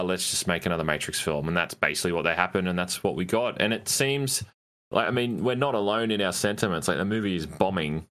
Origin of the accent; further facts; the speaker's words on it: Australia; 'cause I live in it, obviously I'm Australian